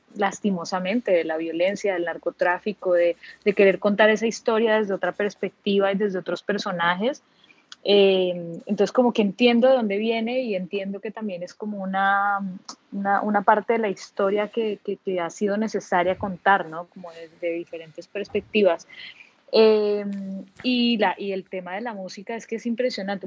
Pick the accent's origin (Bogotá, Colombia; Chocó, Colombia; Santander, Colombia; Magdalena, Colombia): Bogotá, Colombia; now in Cartagena, Colombia; Y aquí sigo en Cartagena, efectivamente soy bogotana